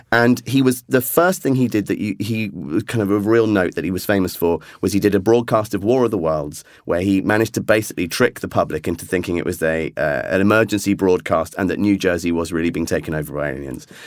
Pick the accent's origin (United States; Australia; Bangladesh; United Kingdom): United Kingdom; England; as an Englishman